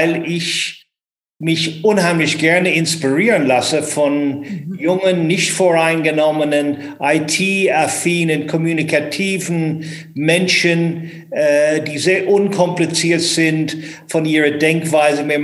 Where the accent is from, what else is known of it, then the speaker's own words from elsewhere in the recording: Ireland; now in Frankfurt am Main, Germany; ich bin in Irland aufgewachsen, aber lebe mehr oder weniger zwei Drittel von meinem Leben hier in good old Frankfurt am Main